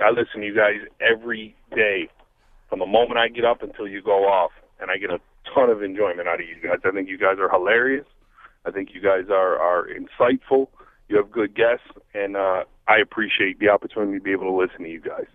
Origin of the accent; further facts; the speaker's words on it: Buffalo, New York, United States; I'm from Buffalo